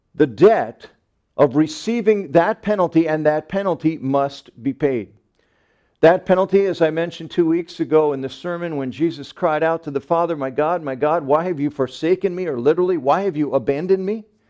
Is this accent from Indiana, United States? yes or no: no; Long Island, Nassau County, New York, United States; when I grew up on Long Island, we lived in Nassau County, right in the center of the island